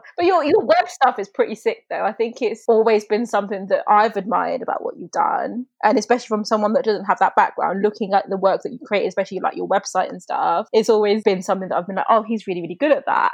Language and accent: English; Coventry, West Midlands, United Kingdom; I'm from Coventry